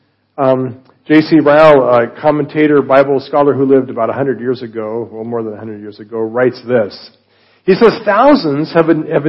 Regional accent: Colorado, United States; I'm from Colorado

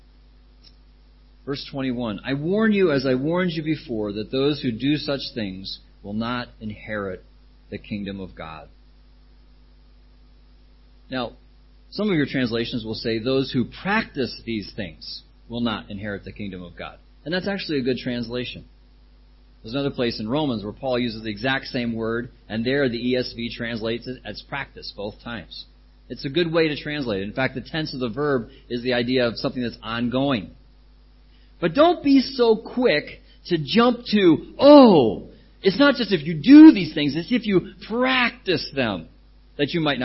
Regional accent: United States; now in Thailand; I come from America

